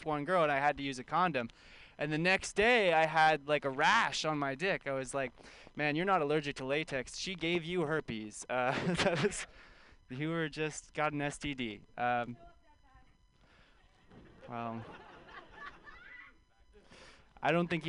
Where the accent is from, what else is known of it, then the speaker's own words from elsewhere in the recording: California, United States; I grew up in California